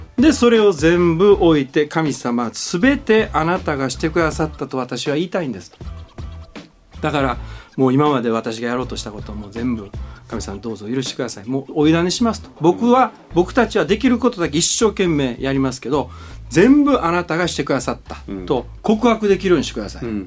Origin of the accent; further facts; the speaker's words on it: Kansai, Japan; 関西人だから